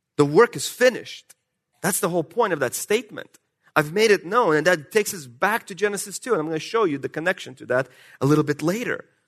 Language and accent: English; Russia; accent: Russian; moved away; my Russian accent.